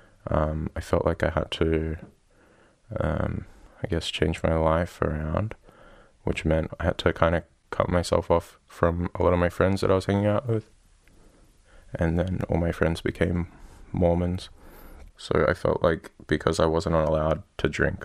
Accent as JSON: {"language": "English", "town": "Gerringong", "region": "New South Wales", "country": "Australia", "said": "I'm from Australia, a little town called Gerringong, 2 hours south of Sydney"}